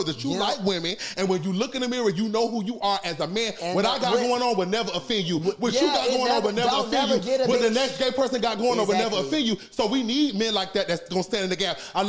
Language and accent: English; Savannah, Georgia, United States; I'm from Savannah. I'm from the hood